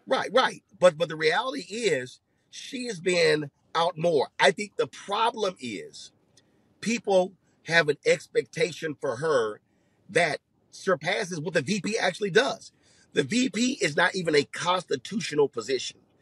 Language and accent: English; Houston, Texas, United States; my hometown